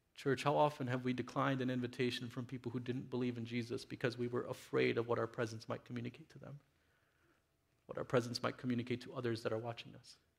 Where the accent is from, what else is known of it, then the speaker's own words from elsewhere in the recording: Miami, Florida, United States; growing up in Miami, in my uh, uh Latino community with my Latino friends